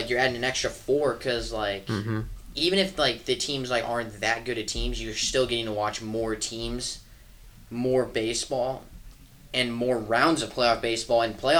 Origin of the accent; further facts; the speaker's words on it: Milwaukee, Wisconsin, United States; I'm a Brewers fan, and I'm from Milwaukee.